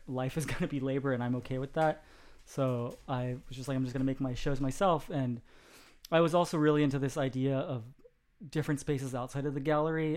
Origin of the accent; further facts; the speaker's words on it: Sacramento, California, United States; I was born in Sacramento, California